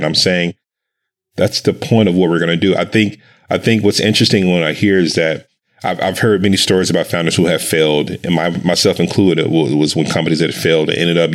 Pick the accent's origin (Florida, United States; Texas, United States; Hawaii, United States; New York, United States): Texas, United States; Dallas; I grew up in Dallas, Texas